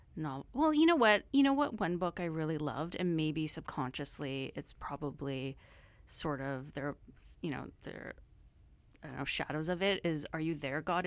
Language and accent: English; Surrey, British Columbia, Canada; growing up in Surrey, it was, like, I don't know, super multicultural